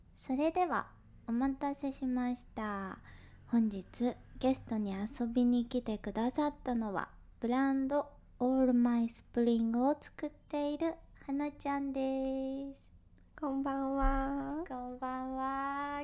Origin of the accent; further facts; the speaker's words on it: Kansai, Japan; 私は実は関西人なので、